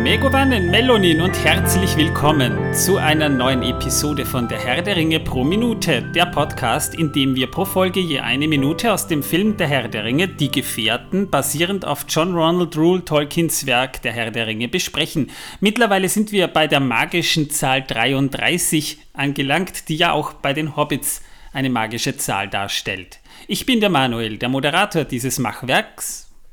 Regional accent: Vienna, Austria; bei uns in Wien

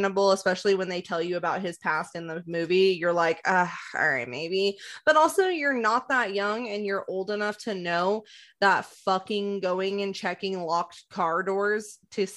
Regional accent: Nevada, United States; also born or lived in California; I was born in California, but like I lived here in Nevada long enough

